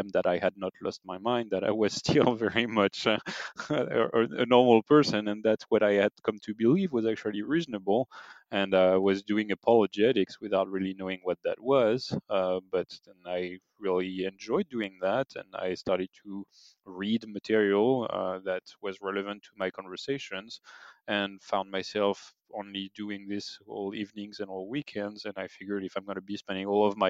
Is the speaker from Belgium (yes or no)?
no; France; moved away; I am obviously French. I grew up in France.